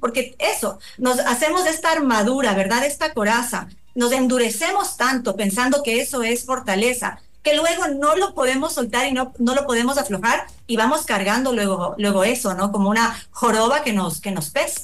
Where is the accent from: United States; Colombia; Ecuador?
Ecuador; nos identifica como ecuatorianos